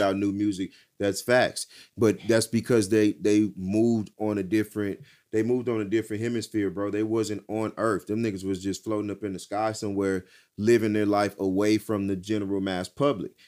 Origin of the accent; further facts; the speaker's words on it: Texas, United States; I'm from Texas.